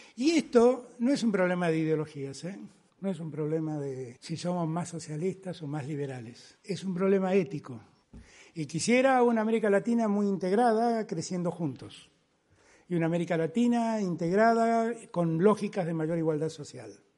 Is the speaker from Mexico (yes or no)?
no; Argentina; mi pueblo, la Argentina